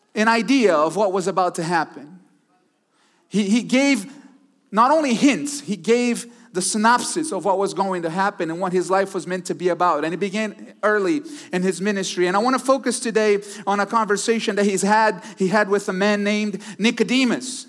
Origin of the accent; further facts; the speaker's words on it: Brazil; also born or lived in Houston, Texas, United States; now in Connecticut, United States; Originally, I was born in Brazil, but lived in Texas for quite some time